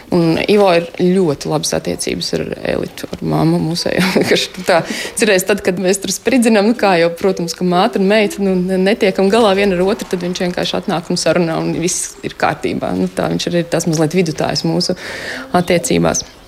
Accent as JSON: {"language": "Latvian", "town": "Engure", "region": "Tukums Municipality", "country": "Latvia", "tie": "born or raised there", "also_born_or_lived": "Riga", "said": "Es esmu no Angūras, jā. Nu, nu kopš 13 gadu vecuma es eh, pārcēlos šeit dzīvot pie vecākiem"}